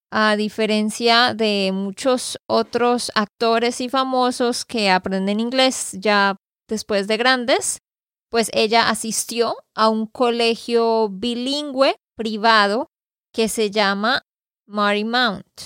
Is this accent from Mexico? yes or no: no; Barranquilla, Atlántico, Colombia; born there; Yo nací en Barranquilla, Colombia también